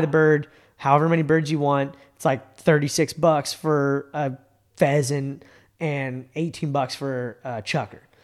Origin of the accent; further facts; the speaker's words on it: Bay Area, California, United States; moved away; I grew up in the Bay Area